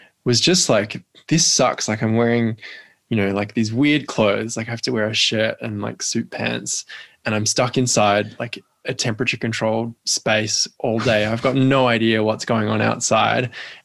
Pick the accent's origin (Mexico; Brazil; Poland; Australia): Australia; Perth, Western Australia; moved away as an adult; also born or lived in Melbourne; I grew up in Perth and then moved to Melbourne to go to uni